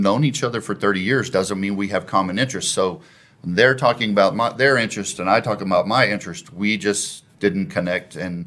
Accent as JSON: {"language": "English", "town": "Waxahachie", "region": "Texas", "country": "United States", "tie": "born or raised there", "lives_now": "Plano, United States", "said": "I was born in Waxahachie"}